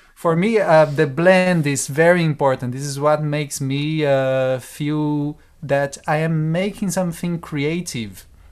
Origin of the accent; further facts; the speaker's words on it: Brazil; now in Europe; I am from Brazil, and I moved to Europe um, ten years ago